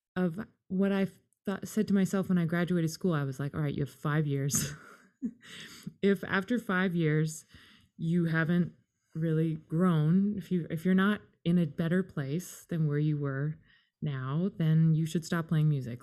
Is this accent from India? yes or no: no; Canada; also born or lived in England; we're Canadian. I was born in England.